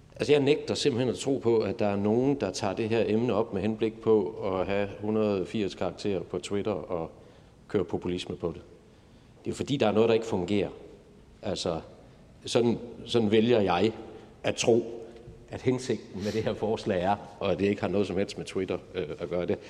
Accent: Viborg, Central Denmark Region, Denmark; der, hvor jeg kommer fra i, i Viborg

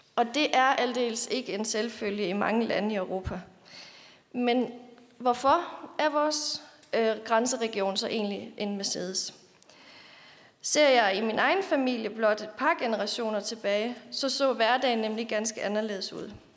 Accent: Løgumkloster, Southern Denmark, Denmark; born or raised there; moved away as an adult; also born or lived in Sønderborg / Silkeborg; now in Copenhagen, Denmark

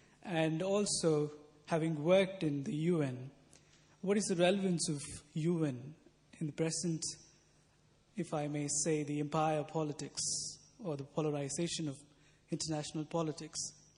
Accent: India; moved away; I'm a student of theology from, I'm from India.

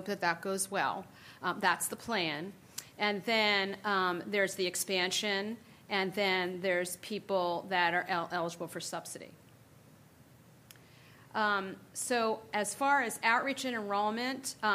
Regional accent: California, United States; I'm from California

